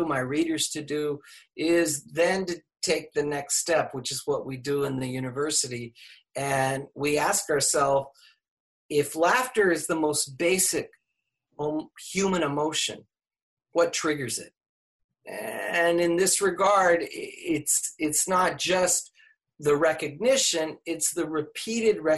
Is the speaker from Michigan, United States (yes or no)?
no; Laredo, Texas, United States; moved away; growing up in Laredo